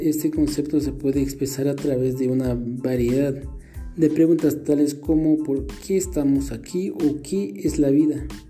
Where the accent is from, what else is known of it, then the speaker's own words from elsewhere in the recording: Santa Clara La Laguna, Sololá, Guatemala; soy de Santa Clara La Laguna, del departamento de Solola